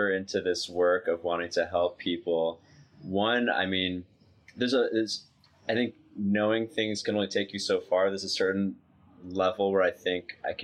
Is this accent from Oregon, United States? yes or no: no; New York, United States; moved away as an adult; I grew up in New York